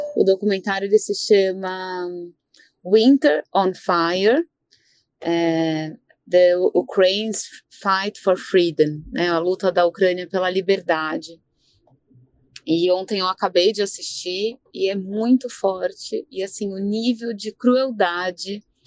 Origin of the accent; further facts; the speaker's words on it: Brazil; como brasileiros, uma parte nossa, um pé na Europa